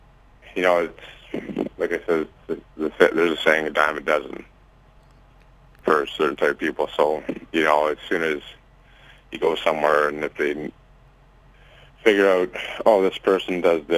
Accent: Winkler, Manitoba, Canada

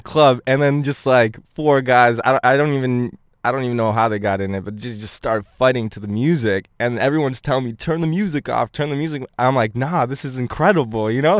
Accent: Ottawa, Ontario, Canada; I grew up in Ottawa, um, for more, m, like, most of my high school life

